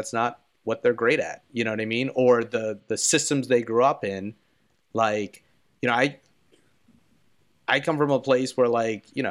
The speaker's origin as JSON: {"language": "English", "town": "Philadelphia", "region": "Pennsylvania", "country": "United States", "said": "I'm from Philadelphia"}